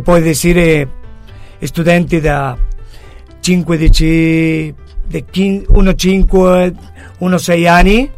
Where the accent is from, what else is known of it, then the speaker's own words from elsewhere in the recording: Buenos Aires, Argentina; Italian is a second language; also born or lived in Mar del Plata, Argentina; yo io sono nato a Buenos Aires, como te he dicho... ma el, el, el arrivo o aver eh, trasferito a Mar del Plata